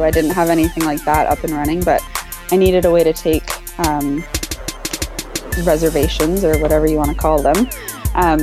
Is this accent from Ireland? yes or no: no; Canada; I'm Canadian